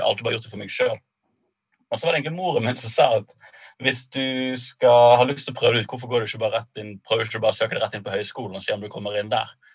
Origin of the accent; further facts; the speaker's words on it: Bergen, Vestland, Norway; moved away as an adult; Jeg er født og oppvokst i Bergen